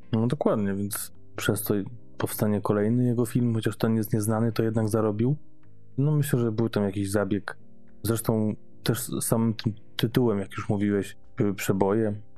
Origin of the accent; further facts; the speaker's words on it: Gdańsk, Pomeranian Voivodeship, Poland; niedaleko miejsca, gdzie mieszkam, skąd pochodzę w Gdańsku